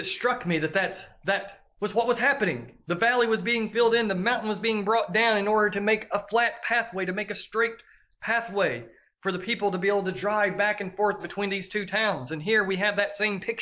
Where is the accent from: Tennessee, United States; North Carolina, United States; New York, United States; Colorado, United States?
Tennessee, United States; Tellico Plains; my hometown of Tellico